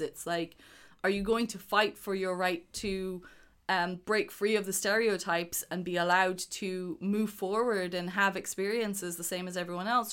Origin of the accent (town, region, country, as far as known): Ireland